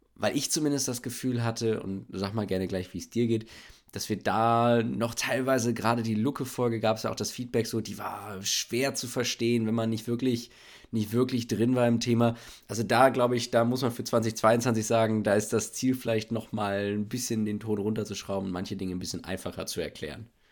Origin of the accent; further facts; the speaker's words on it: Bielefeld, North Rhine-Westphalia, Germany; now in Berlin, Germany; ich bin aus Bielefeld, lebe in Berlin